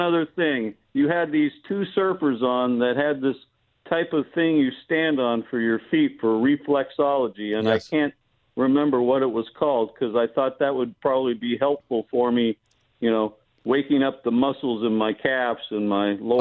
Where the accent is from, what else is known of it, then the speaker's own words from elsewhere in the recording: Los Angeles, California, United States; The San Fernando Valley. I'm a Valley boy